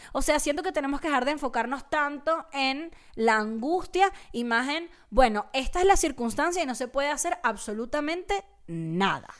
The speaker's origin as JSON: {"language": "Spanish", "country": "Venezuela", "said": "sigo siendo, sigo siendo venezolana"}